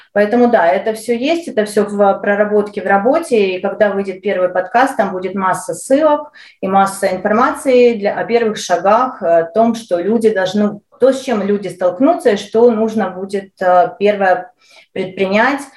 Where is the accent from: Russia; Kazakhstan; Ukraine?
Ukraine; moved away as an adult; now in Calgary, Canada; Я украинка, я родилась э, и прожила большую часть э, своей жизни в Украине